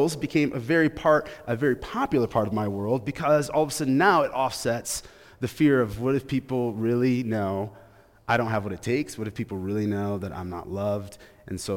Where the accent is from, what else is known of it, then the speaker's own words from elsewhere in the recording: Grand Rapids, Michigan, United States; I grew up in Grand Rapids, Michigan